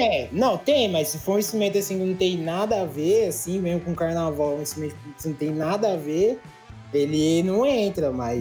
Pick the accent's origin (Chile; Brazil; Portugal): Brazil; São Paulo; eu que sou daqui